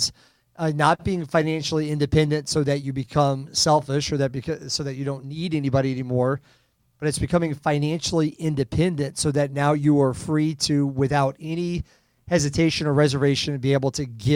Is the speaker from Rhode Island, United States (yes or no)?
yes; Rhode Island, United States; now in Kansas City, United States; I live in Kansas City now, but I grew up in Rhode Island.